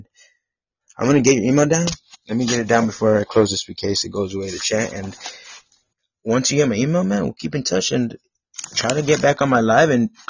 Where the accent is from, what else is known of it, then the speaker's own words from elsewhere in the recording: Bullard, Texas, United States; I lived in Bullard, Texas, near Tyler. Yeah, I'm from North. Oh, that's where I live, Northeast Texas.